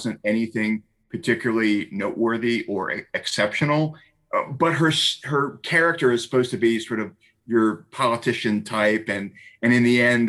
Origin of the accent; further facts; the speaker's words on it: United States; me being an American